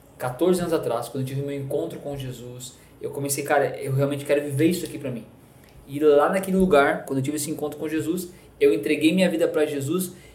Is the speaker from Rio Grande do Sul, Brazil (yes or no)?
yes; Capão da Canoa, Rio Grande do Sul, Brazil; moved away as an adult; also born or lived in Florianópolis / São Paulo; nasci no Rio Grande do Sul, cidadezinha do interior do Rio Grande do Sul, na verdade litorânea, chamada Capão da Canoa